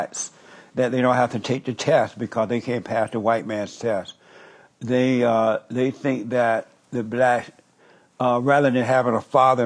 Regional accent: Alabama, United States; I grew up in Alabama when the Jim Crow law existed.

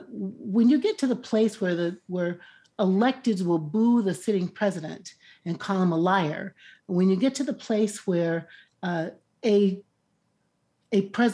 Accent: Chicago, Illinois, United States; now in New York City, United States; I grew up in Chicago. My family's not black.

